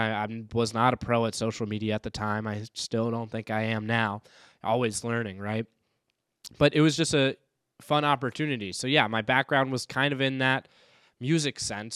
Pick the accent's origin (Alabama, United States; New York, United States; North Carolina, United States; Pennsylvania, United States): North Carolina, United States; Raleigh; now in Saint Paul, United States; I am from Raleigh, North Carolina